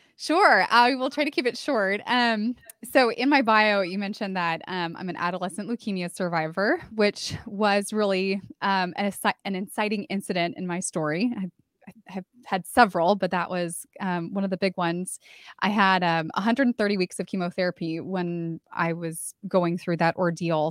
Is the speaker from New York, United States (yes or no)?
no; California, United States; moved away as an adult; now in San Antonio, United States; I moved from my hometown in California to San Antonio, Texas, where I live now